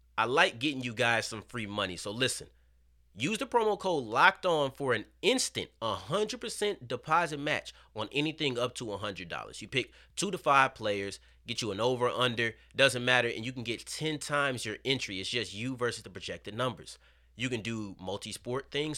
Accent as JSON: {"language": "English", "region": "Texas", "country": "United States", "said": "I'm from Texas. We don't say hooping just to mean balling on the court"}